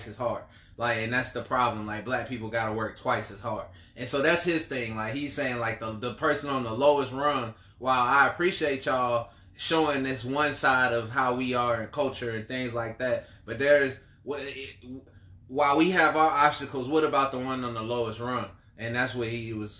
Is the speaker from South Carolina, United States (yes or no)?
yes; Columbia, South Carolina, United States; I'm from Columbia, South Carolina.